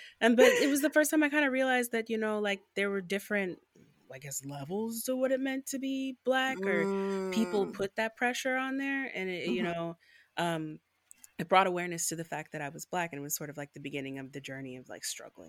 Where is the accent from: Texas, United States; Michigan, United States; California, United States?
Michigan, United States; Southfield; just because I grew up in the suburbs of Detroit. So, you know, I grew up in Southfield, Michigan.